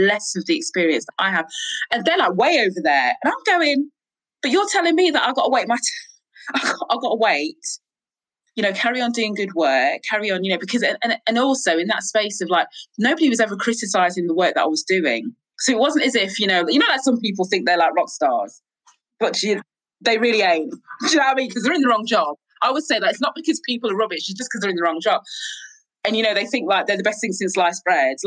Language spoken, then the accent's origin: English; Crewe, North West England, United Kingdom; moved away as an adult; also born or lived in London; I grew up in Crewe in the Northwest in Cheshire.